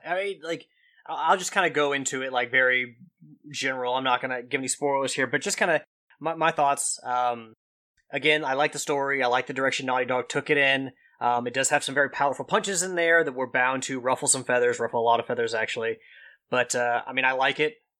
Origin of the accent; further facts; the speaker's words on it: Kentucky, United States; accent: Kentucky twang; my Kentucky accent, my twang